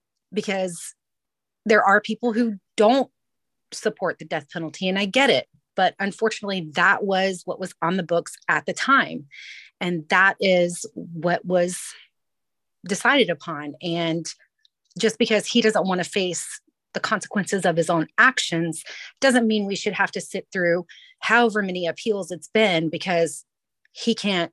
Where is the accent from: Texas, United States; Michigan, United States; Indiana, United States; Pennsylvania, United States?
Texas, United States; also born or lived in Amarillo / Corpus Christi; I'm from Texas, lived there all my life, for all the way from Amarillo down to Corpus Christi. So I got a good taste of Texas